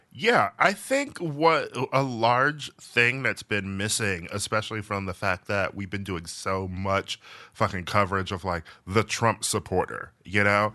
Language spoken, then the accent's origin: English; Milwaukee, Wisconsin, United States; I'm from Milwaukee, which is not the South, but it's, like, the Midwest. And, you know, I grew up around some barns